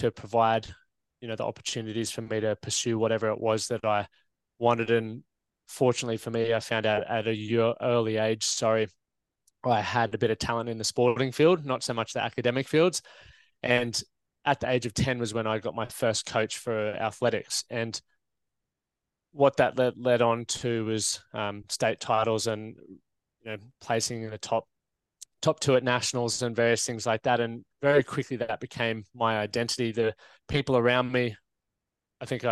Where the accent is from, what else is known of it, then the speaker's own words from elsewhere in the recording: Toowoomba, Queensland, Australia; moved away; also born or lived in France; I'm from Toowoomba. Those country towns, they can tend to, or regional towns, love to drink and carry on in a certain way